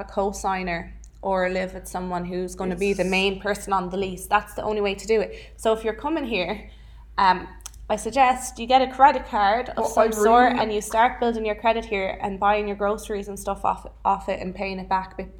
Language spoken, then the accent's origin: English; Ireland; now in Los Angeles, United States